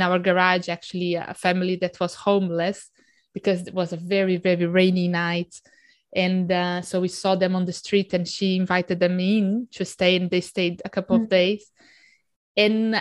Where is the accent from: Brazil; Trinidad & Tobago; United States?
Brazil; moved away; I grew up in Brazil